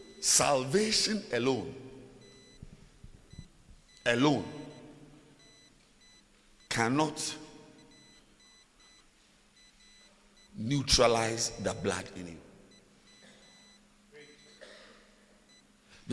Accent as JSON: {"language": "English", "country": "Ghana", "said": "I'm a Ghanaian"}